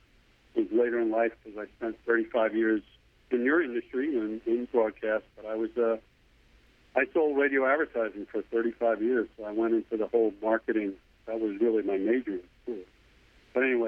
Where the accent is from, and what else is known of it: New York area, United States; born or raised there